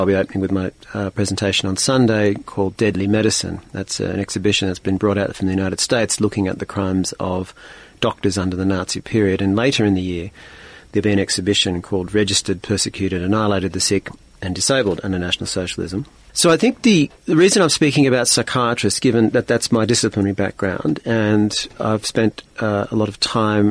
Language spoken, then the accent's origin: English; Australia; as an Australian